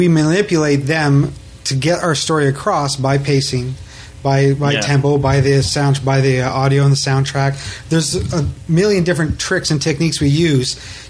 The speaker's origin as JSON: {"language": "English", "town": "Ottawa", "region": "Ontario", "country": "Canada", "moved": "yes", "said": "I'm from Ottawa."}